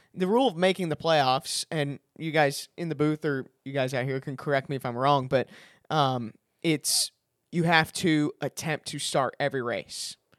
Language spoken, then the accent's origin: English; Chicago, Illinois, United States; I'm from Chicago